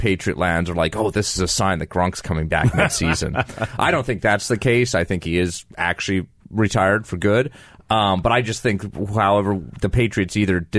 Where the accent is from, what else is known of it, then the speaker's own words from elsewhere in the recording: Calgary, Alberta, Canada; moved away; my hometown Calgary